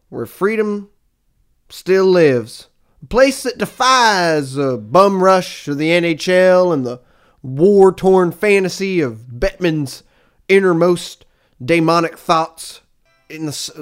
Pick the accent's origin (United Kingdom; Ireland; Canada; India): Canada; We're Canadian